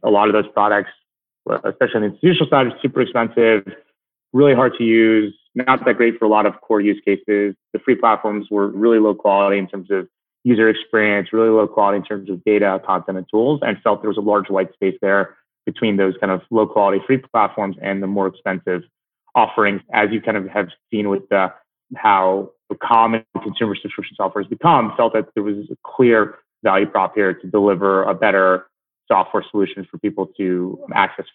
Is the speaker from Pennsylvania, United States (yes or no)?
no; New Jersey, United States; I grew up in New Jersey